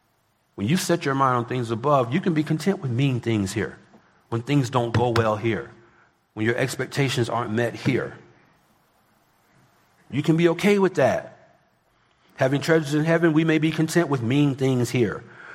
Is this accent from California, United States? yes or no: yes; California, United States; I come from Southern California, and parts of L.A. gas is approaching $10 a gallon.